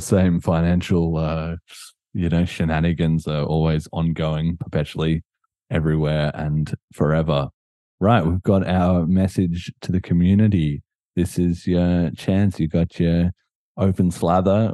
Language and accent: English; Australia; I'm Australian